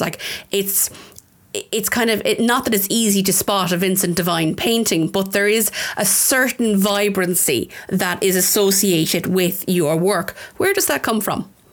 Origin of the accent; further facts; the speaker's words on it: Tullamore, County Offaly, Ireland; I'm a very proud Offaly woman. I'm from Tullamore, um, the town.